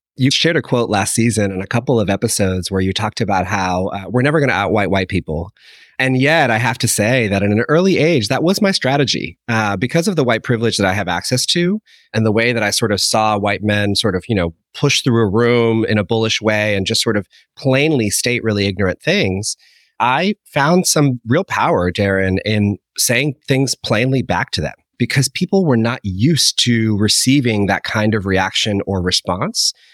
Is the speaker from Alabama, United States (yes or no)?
no; Holliston, Massachusetts, United States; growing up in Holliston, Massachusetts